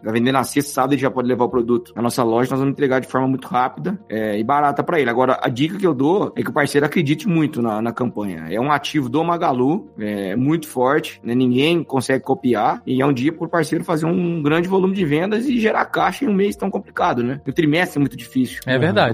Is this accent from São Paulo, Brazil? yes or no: yes; Franca, São Paulo, Brazil; passei, passei minha infância na lojão lá em Franca